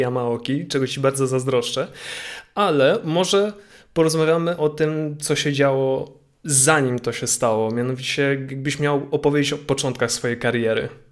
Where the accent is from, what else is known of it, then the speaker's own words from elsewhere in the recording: Łódź, Łódź Voivodeship, Poland; mojej rodzinnej miejscowości, czyli do Łodzi